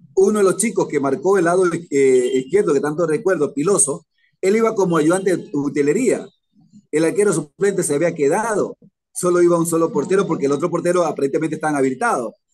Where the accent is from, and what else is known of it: Esmeraldas, Ecuador